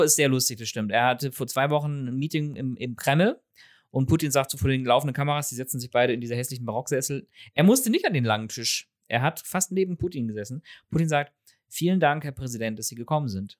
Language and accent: German; Northern Germany, Germany; ich als Teenager mit meinem norddeutschen